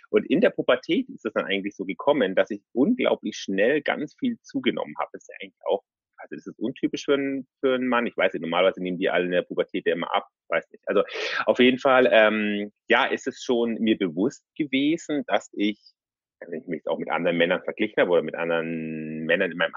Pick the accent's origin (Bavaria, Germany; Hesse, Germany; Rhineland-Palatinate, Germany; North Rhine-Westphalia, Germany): Bavaria, Germany; Munich; ich bin 36 äh, und ähm, ich komme aus München.